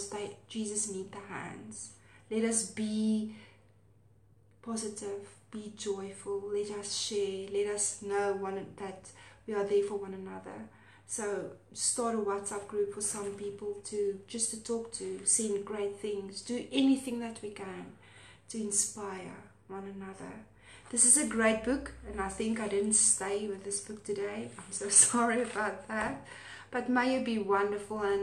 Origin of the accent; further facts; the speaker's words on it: South Africa; accent: Afrikaans; my Afrikaans accent